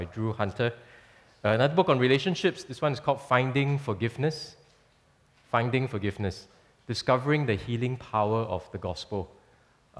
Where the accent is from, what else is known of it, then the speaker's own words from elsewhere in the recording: Singapore; many of us have lived in Singapore for quite a while